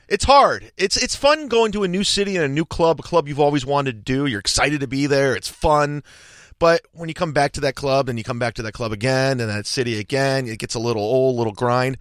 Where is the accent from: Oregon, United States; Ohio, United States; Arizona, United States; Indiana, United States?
Ohio, United States; Cleveland; it was in Cleveland, my hometown.